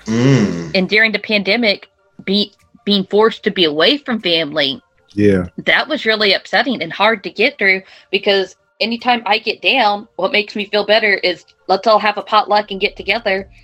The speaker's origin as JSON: {"language": "English", "town": "Oklahoma City", "region": "Oklahoma", "country": "United States", "said": "I am from Oklahoma City, Oklahoma"}